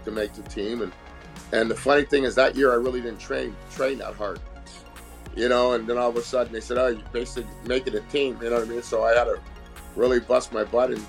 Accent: Montreal, Quebec, Canada; moved away; also born or lived in Dallas, United States; myself growing up in Montreal

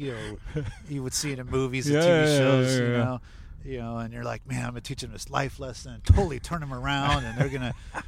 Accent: San Antonio, Texas, United States; moved away; also born or lived in Tampa, Florida; I was born in San Antonio

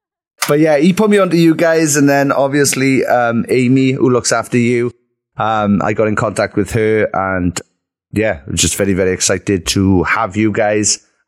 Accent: Merthyr Tydfil, Wales, United Kingdom; We're a band from Merthyr Tydfil.

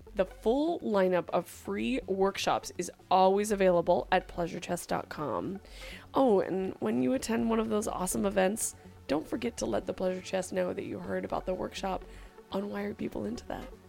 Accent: California, United States; I'm from California, so it is my cultural heritage

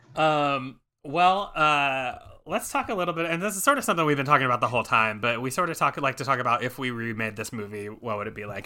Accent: Memphis, Tennessee, United States; now in Chicago, United States; I'm from Memphis

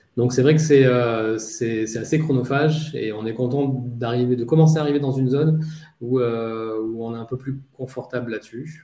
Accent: Nice, Provence-Alpes-Côte d'Azur, France; also born or lived in Paris / London; now in Marseille, France; être niçois d'origine

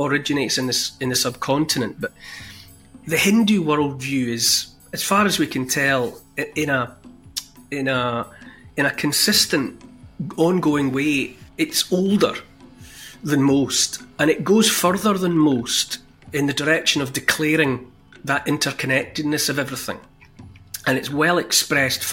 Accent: Dumfries, Scotland, United Kingdom; growing up in Dumfries

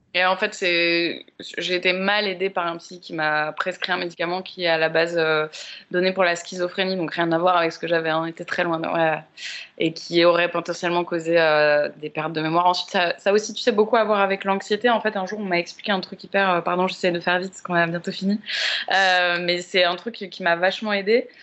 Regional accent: Paris, Île-de-France, France; j'ai grandi à Paris aussi

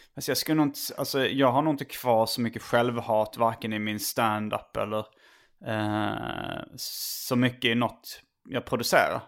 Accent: Hjärup, Skåne, Sweden

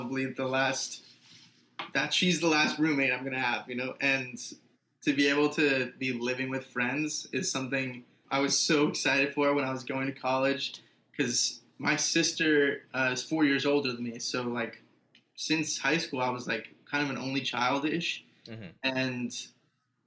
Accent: Scarsdale, New York, United States; now in New York, United States; I consider like where I grew up in Scarsdale as a home

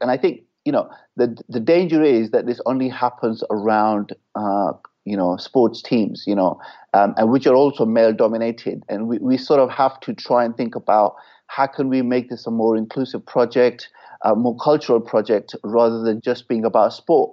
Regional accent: England, United Kingdom; England is my home

